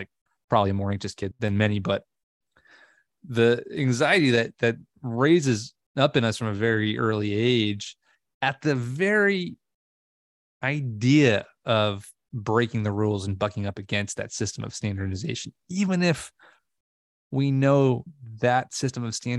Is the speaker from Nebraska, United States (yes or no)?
no; Long Island, New York, United States; I grew up on Long Island, New York, and I had a really crabby kindergarten teacher